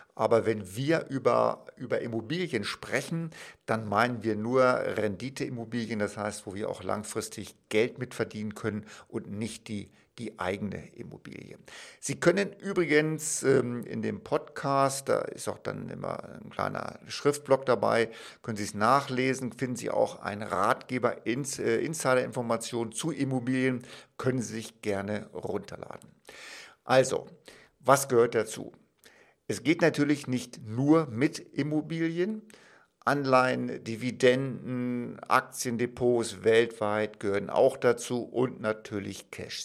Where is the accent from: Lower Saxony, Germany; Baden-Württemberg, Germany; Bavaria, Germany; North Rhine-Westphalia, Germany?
Lower Saxony, Germany; Wolfsburg; Ich komme zum Beispiel aus Wolfsburg, eine wunderbare Stadt, klar bin ich auch geboren